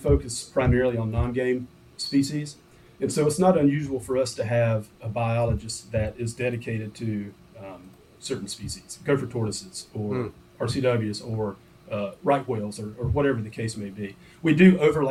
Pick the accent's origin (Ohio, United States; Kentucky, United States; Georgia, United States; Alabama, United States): Georgia, United States; South; also born or lived in North Florida; I'm originally from South Georgia. I grew up in North Florida and South Georgia, in a rural area